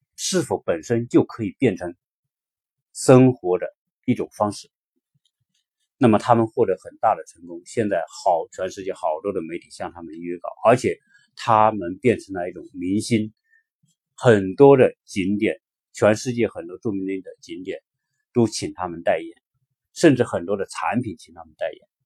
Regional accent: China; 我们中国人

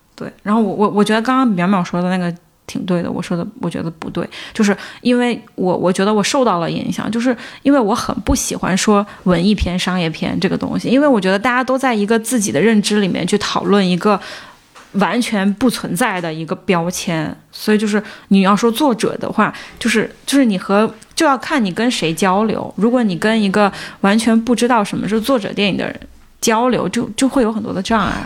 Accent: China; 我们作为中国人

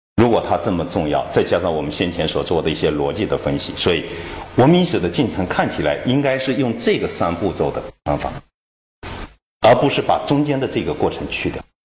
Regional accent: China; 我们我们中国人

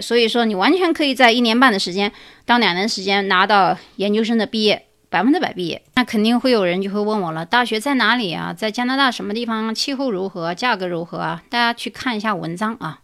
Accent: China; now in United States; 我们中国人

